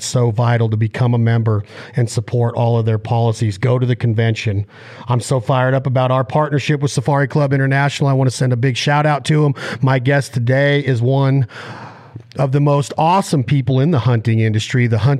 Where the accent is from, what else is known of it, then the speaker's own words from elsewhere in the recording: Reno, Nevada, United States; Me, I'm from Reno, Tahoe